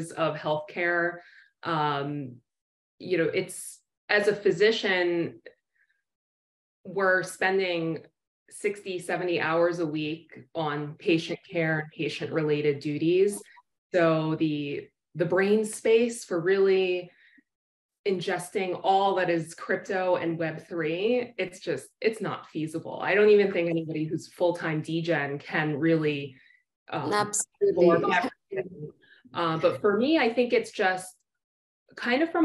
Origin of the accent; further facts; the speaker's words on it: New York City, New York, United States; moved away as an adult; now in Florida, United States; I am born and raised in New York City, where I trained